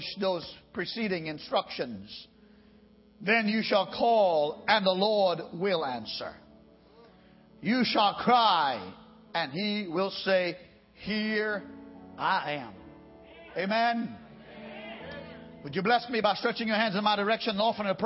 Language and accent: English; United States; I being also an American